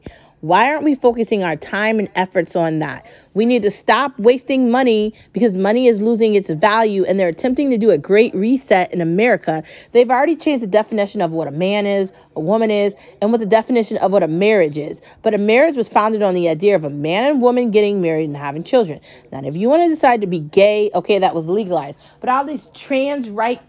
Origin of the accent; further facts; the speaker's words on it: United States; I'm American